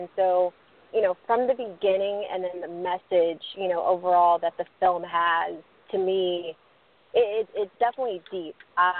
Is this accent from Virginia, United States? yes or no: yes; Virginia, United States; now in Kennesaw, United States; I'm originally from Virginia.